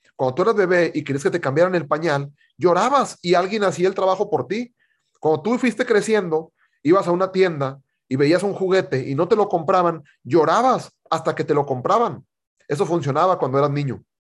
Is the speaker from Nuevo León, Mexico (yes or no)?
yes; Monterrey, Nuevo León, Mexico; Yo soy de Monterrey